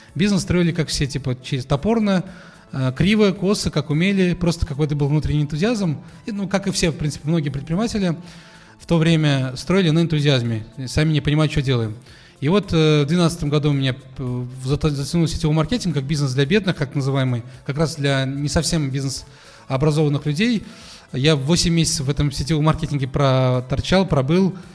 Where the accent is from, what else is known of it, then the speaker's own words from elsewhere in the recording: Kazan, Tatarstan, Russia; я в Казани родился, учился здесь